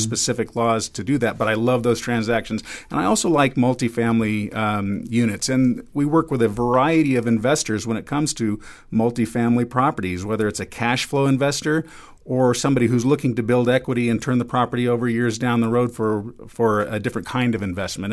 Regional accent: Los Angeles, California, United States; also born or lived in Seattle; now in Reno, United States; I'm from Los Angeles myself

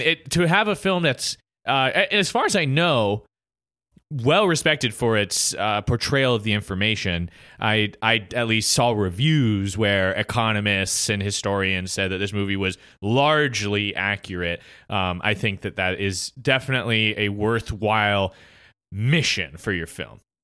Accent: United States; as an American

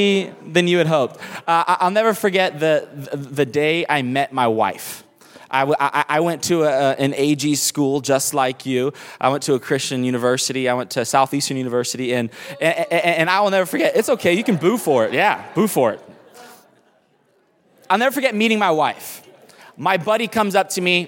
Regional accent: Miami, Florida, United States; also born or lived in Tacoma, Washington; now in New York City, United States; I grew up in Miami. I was born in Seattle, Washington, up here. And really, I was born in Tacoma, Washington. And then my family, when I was 8 years old, we moved to the inner city of Miami to pastor a small church

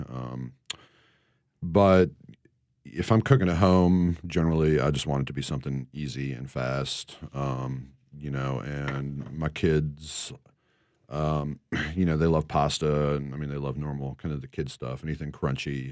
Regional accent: Northeast, United States; moved away; growing up in the Northeast

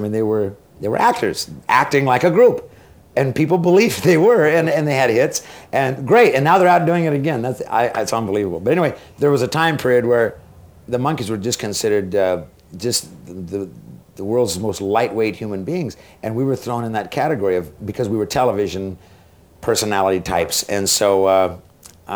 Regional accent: Boise, Idaho, United States; And this is in my hometown in Idaho. And it was in Boise, Idaho

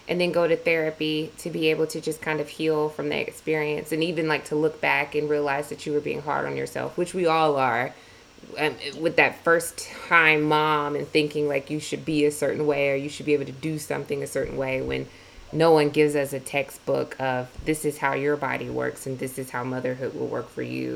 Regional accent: Milledgeville, Georgia, United States; moved away; we're both from Milledgeville, Georgia, which is in the South.

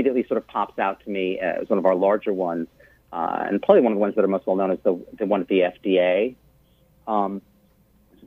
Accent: Long Island, New York, United States; I'm a Jewish kid growing up in Long Island

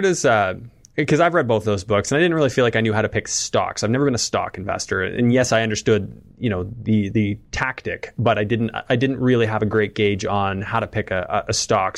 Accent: Canada; as a Canadian

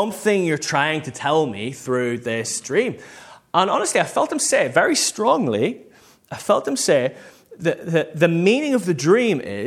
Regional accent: Northern Ireland, United Kingdom; moved away; the church I grew up in back in Northern Ireland

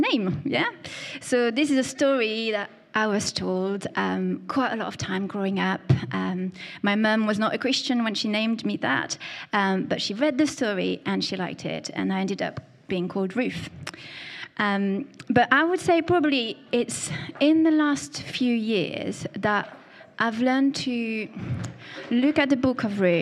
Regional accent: France; accent: French; my French accent

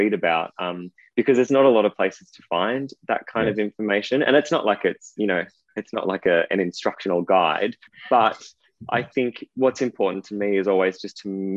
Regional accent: Ballarat, Victoria, Australia; moved away as an adult; also born or lived in Sydney / Perth; I grew up in Ballarat. I lived there until I was 18, when I fled to Sydney

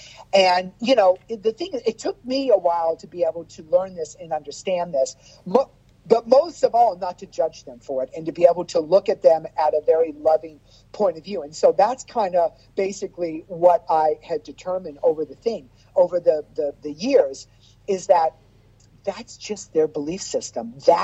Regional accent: Las Vegas, Nevada, United States; I grew up in Las Vegas with Lacage and Kenny Kerr

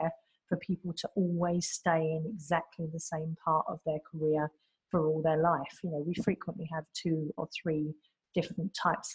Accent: London, United Kingdom; moved away as an adult; now in Singapore; I come from the UK originally. I'm a Londoner.

